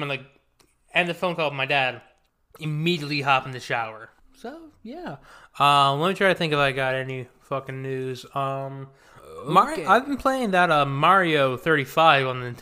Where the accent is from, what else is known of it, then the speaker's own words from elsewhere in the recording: North Carolina, United States; I'm not from Mexico. I'm from North Carolina